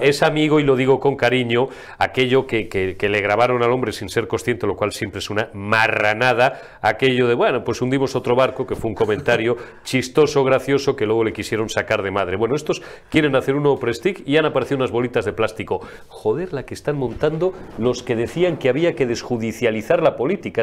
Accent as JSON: {"language": "Spanish", "country": "Spain", "also_born_or_lived": "Galicia", "first_language": "Spanish", "moved": "yes", "said": "yo mm, soy castellano, eu son castelán."}